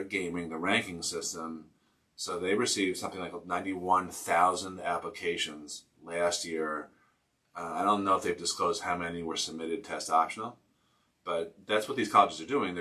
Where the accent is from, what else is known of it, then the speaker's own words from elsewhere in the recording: outside of Boston, Massachusetts, United States; when I was growing up outside of Boston in the 90s